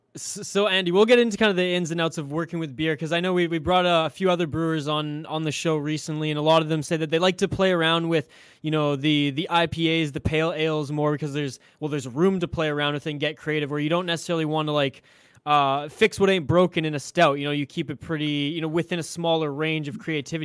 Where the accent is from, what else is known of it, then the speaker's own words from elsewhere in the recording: Vancouver Island, British Columbia, Canada; I'm actually from Vancouver Island, British Columbia, Canada, as west coast as you can get here